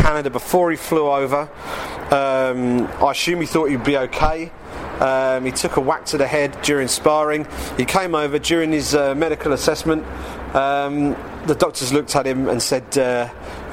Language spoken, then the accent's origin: English; England, United Kingdom; as an Englishman